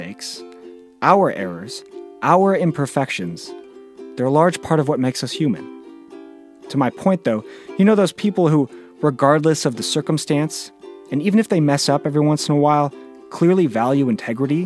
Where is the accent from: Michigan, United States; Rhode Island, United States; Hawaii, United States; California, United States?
California, United States; Bay Area; born or raised there